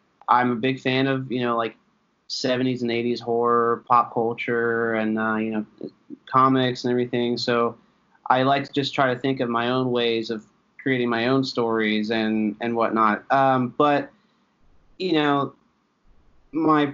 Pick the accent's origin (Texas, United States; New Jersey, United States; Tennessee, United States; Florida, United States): Tennessee, United States; also born or lived in Philadelphia, Pennsylvania; I'm originally from Philadelphia. I was born there. Lived there for a little while, but I moved down to Tennessee when I was younger. And I was essentially raised mostly in Tennessee. And about an hour and a half outside of Knoxville.